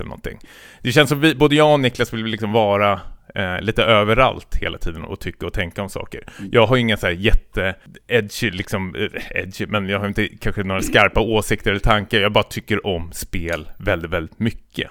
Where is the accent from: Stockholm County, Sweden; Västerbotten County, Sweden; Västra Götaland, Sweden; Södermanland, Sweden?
Stockholm County, Sweden; Stockholm; jag kommer från Stockholm, västerort